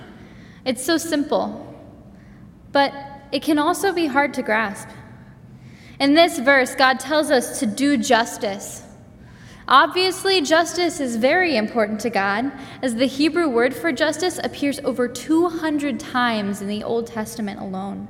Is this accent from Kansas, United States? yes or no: yes; Mulvane, Kansas, United States; I am from Mulvane, Kansas.